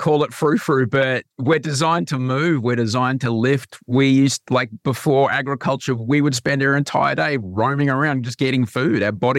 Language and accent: English; Brisbane, Queensland, Australia; where I grew up in Brisbane